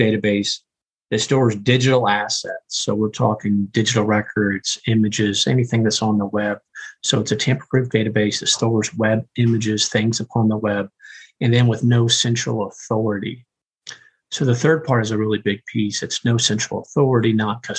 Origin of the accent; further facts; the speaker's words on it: Indiana, United States; I'm from Indiana